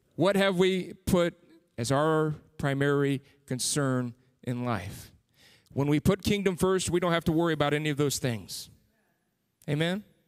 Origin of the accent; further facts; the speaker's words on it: San Antonio, Texas, United States; moved away as an adult; I grew up in San Antonio, was there for thirty-five years